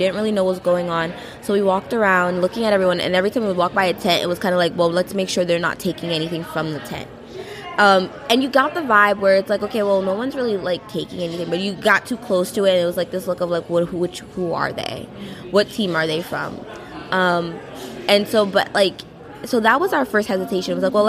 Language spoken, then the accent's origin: English; New York, United States; well, I'm from Long Island, I'm from New Jersey.